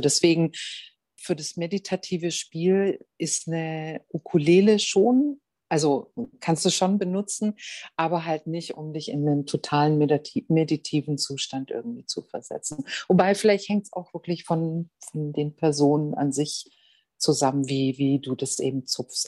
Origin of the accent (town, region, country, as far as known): Germany